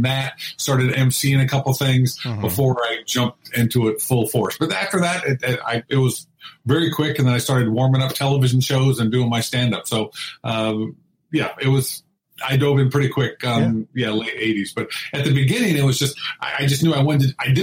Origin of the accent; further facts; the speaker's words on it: Indianapolis, Indiana, United States; also born or lived in New Castle, Indiana; now in Los Angeles, United States; I'm a Midwest boy, so I'm a Hoosier, born in Newcastle, Indiana, raised in Indianapolis